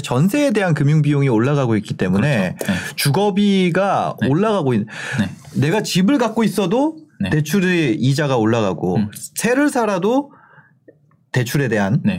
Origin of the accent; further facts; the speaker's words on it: Gangneung, Gangwon, South Korea; 저는 강릉이거든요.